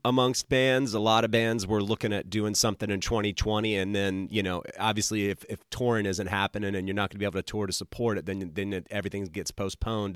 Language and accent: English; the South, United States; also born or lived in Utah; now in Georgia, United States; I grew up in the South